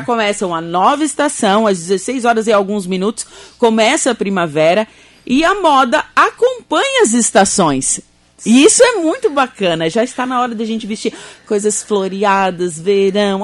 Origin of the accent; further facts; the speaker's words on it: Torres, Rio Grande do Sul, Brazil; eu, eu, sou de Torres